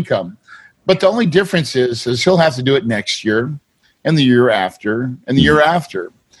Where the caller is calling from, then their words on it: Phoenix, Arizona, United States; right now I'm in Phoenix, Arizona.